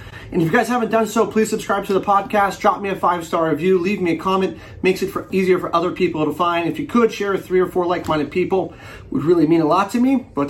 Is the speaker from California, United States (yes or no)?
yes; California, United States; Yeah, I grew up in Northern California.